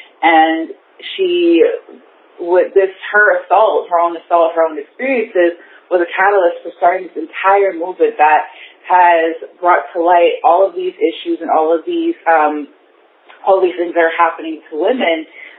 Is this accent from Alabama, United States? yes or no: no; Bronx, New York, United States; I'm from the Bronx.